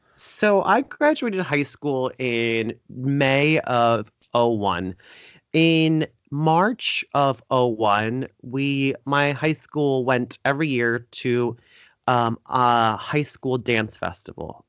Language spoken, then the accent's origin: English; Fort Lauderdale, Florida, United States; Fort Lauderdale where I was born and raised